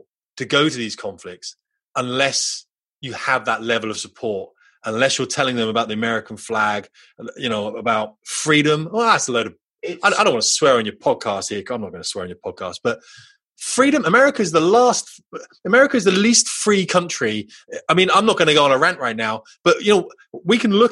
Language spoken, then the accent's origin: English; United Kingdom; we're very British